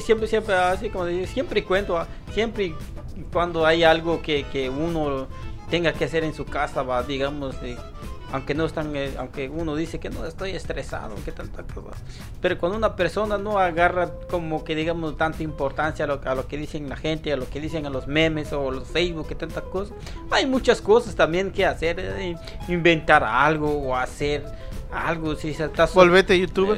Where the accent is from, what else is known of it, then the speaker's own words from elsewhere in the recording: Guatemala; now in New York, United States; somos chapines, somos de Guatemala